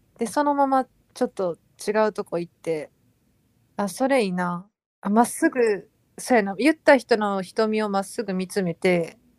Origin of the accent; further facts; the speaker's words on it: Osaka, Japan; ずっと大阪で育ってたら